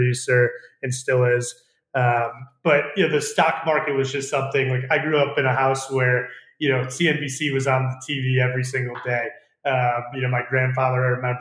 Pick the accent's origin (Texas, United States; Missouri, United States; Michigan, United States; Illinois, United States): Illinois, United States; Glenview; I'm from Chicago. I'm from the North Shore of Chicago, a town called Glenview, Illinois